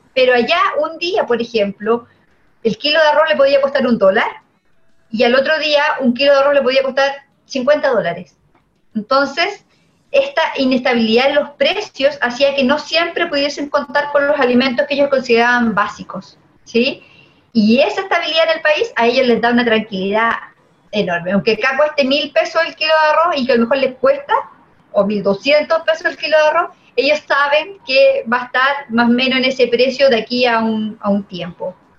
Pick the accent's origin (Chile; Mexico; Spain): Chile; como chilenos